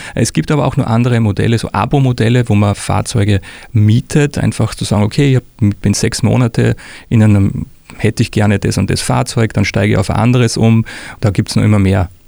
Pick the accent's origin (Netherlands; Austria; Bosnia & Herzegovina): Austria; now in Würzburg, Germany; ich bin Österreicher, wie man unschwer hört